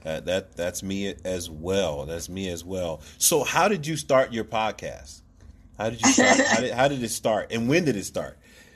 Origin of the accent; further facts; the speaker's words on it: Philadelphia, Pennsylvania, United States; we come from the same hometown. We both from Philadelphia.